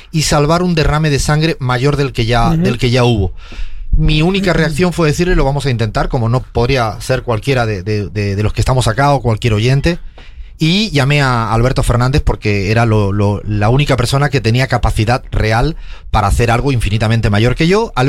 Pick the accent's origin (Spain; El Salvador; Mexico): Spain; moved away